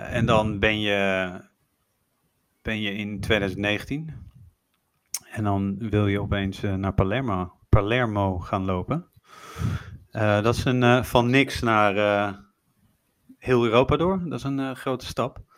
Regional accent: Netherlands; En toen was er nog geen uitsluitsel over of, de, of je als Nederlander Amerika in mocht.

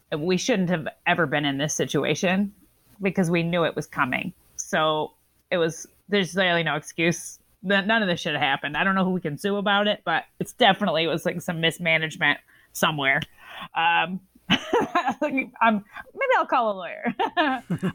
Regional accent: the South, United States; I'm from the South

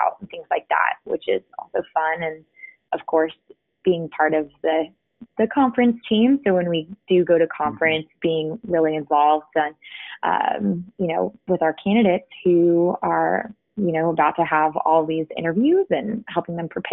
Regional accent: Fredericksburg, Texas, United States; moved away as an adult; now in Auburn, United States; I grew up in Fredericksburg, Texas

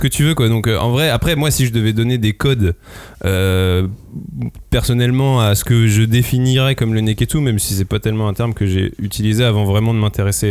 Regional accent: France; nous en tant que français

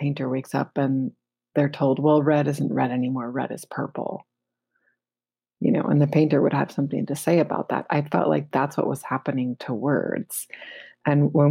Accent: United States; because I'm an American

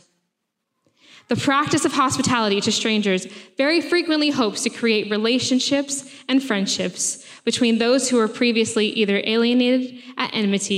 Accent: United States; moved away as an adult; now in Sheffield, United Kingdom; if you can't tell from my accent, I am from America.

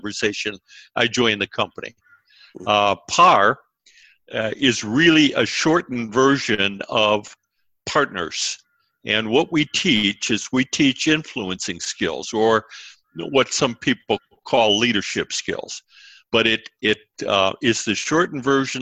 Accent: Cleveland, Ohio, United States; also born or lived in Columbus, Ohio; I was born in Cleveland, Ohio, up in the north, Midwest

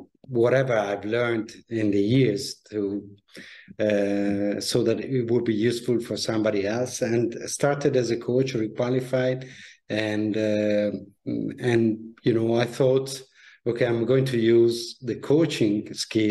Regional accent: Italy; moved away as an adult; also born or lived in Milan, Italy / Paris, France / London, United Kingdom; I grew up in Italy, studied at the business schools in Milan

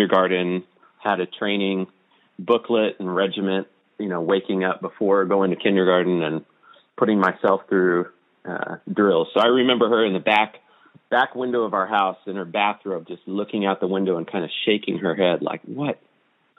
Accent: Spokane, Washington, United States; Spokane, Washington

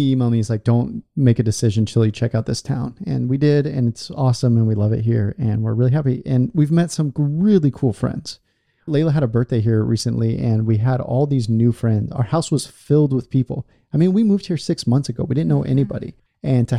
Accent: California, United States; moved away as an adult; also born or lived in Portland, Oregon; I was born in California, so I didn't grow up in a place that's like overtly Christian or had like Christian.

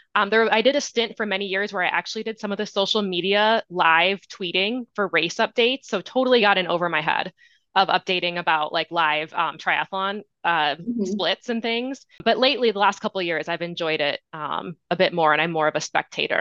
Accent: Midwest, United States; now in Colorado, United States; I live in Colorado. I'm from the Midwest originally

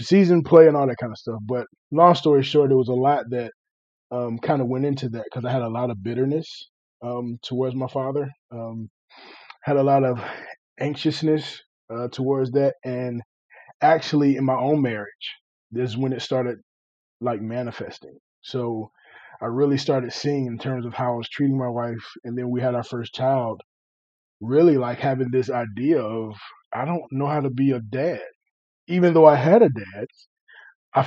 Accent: Chesapeake, Virginia, United States; moved away; also born or lived in Greenville, North Carolina; I'm originally from Chesapeake, Virginia. So grew up there

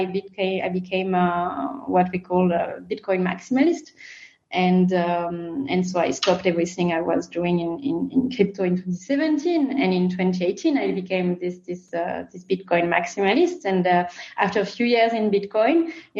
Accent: France; accent: French; English is a second language; As you can recognize from my accent, I come from France.

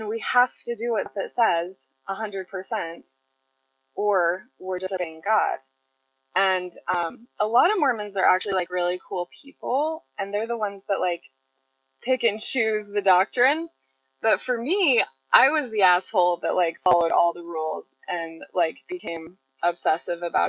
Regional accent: Salem, Utah, United States; I grew up mostly in Utah and in Utah County in a very small town called Salem

